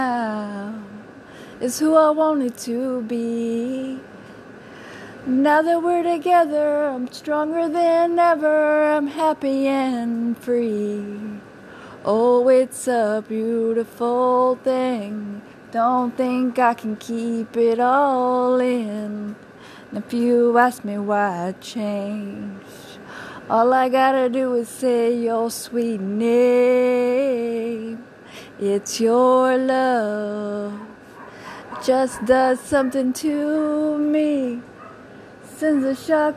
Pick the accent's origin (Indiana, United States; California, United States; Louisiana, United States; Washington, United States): Louisiana, United States; Cajun; accent: Cajun; my Cajun accent